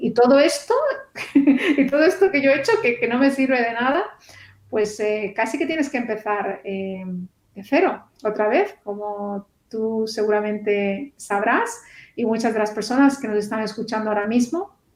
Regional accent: Barcelona, Catalonia, Spain; moved away as an adult; now in Australia; yo soy de, España, de Barcelona

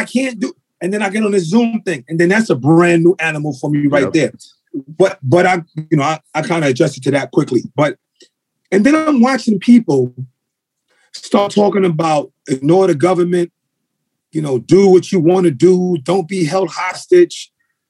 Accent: New York City, New York, United States; also born or lived in Brooklyn / Bronx; I was born in Brooklyn. My mother was born in Brooklyn. She raised me, but then we moved to the Bronx.

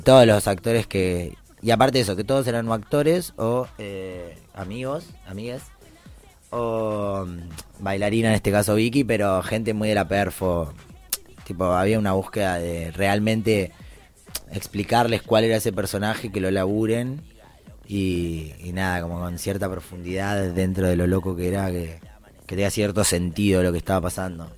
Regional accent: Avellaneda, Buenos Aires Province, Argentina; Que debutamos en Avellaneda, porque soy de acá

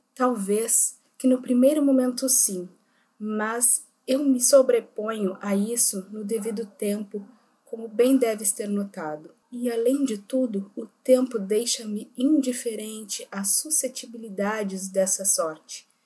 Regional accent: Rio Grande do Sul, Brazil; somos gaúchos, estudantes da Universidade Federal do Rio Grande do Sul

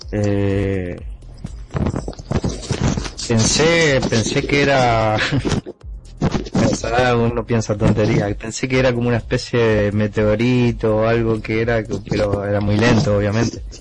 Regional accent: Misiones, Argentina; Eh, yo soy de Argentina, de Misiones.

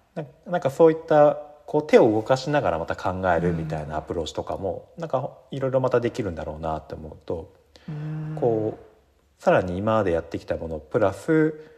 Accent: Yamanashi, Japan; accent: Koshu dialect; moved away as an adult; also born or lived in Tokyo; 僕山梨県出身なんですけど、まあ、山梨の方言であの甲州弁っていう方言がありまして

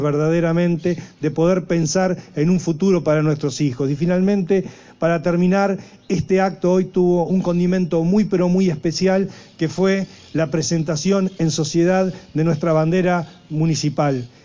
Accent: Argentina; como argentinos

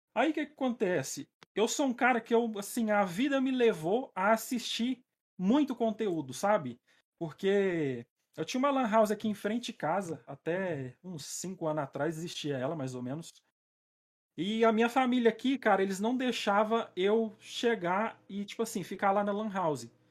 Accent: Patos de Minas, Minas Gerais, Brazil; eu sou de Minas, né? Minas Gerais, Olha a aí. cidade é Patos de Minas. Nem dá para perceber que eu sou mineiro

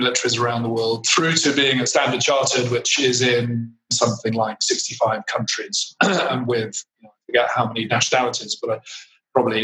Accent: United Kingdom; moved away as an adult; now in India; as a Brit

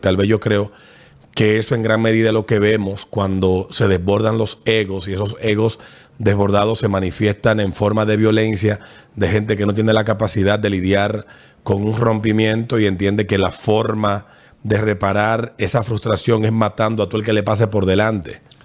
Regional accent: Dominican Republic

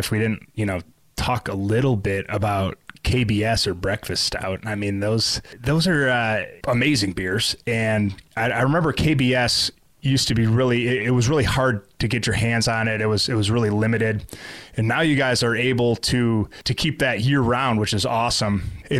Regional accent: Grand Rapids, Michigan, United States; my hometown of Grand Rapids

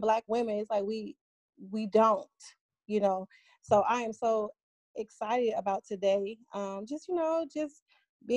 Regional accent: Cleveland, Ohio, United States; moved away as an adult; now in Atlanta, United States; I'm originally from Cleveland, Ohio. I moved to Atlanta, Georgia about almost 11 years ago in July

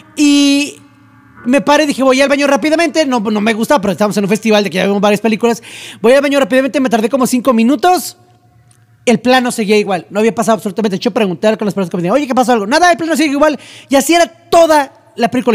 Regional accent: Mexico; aquí en México

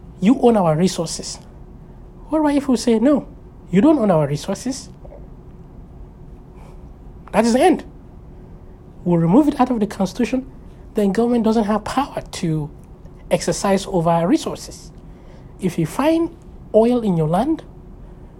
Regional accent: Nigeria; I was born in Nigeria

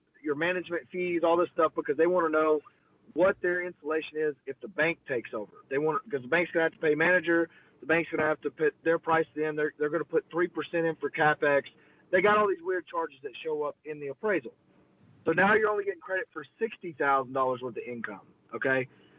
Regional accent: Groesbeck, Texas, United States; We're from Grosbeck. We're strong.

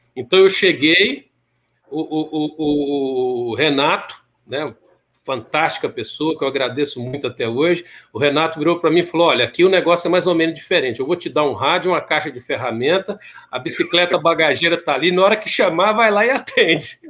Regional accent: Timóteo, Minas Gerais, Brazil; moved away; also born or lived in Belo Horizonte; Eu sou de, de Timóteo, Minas Gerais

